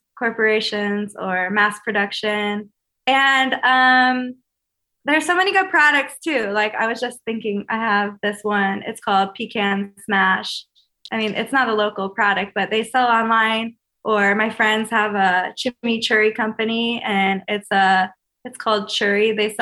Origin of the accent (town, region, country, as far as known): Chicago, Illinois, United States; born or raised there